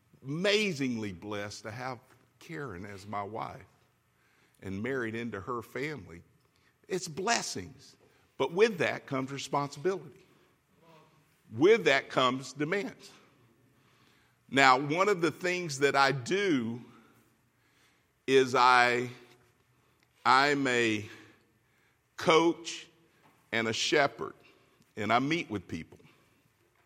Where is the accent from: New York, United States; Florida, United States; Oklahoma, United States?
Florida, United States; moved away as an adult; now in California, United States; We're from Florida. We know hurricanes.